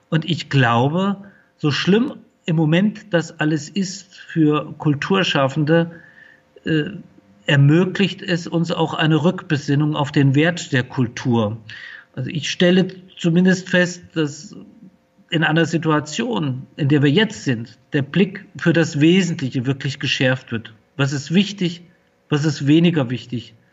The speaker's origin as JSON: {"language": "German", "town": "Fulda", "region": "Hesse", "country": "Germany", "tie": "born or raised there", "said": "Ich bin äh, hier in Fulda geboren und aufgewachsen."}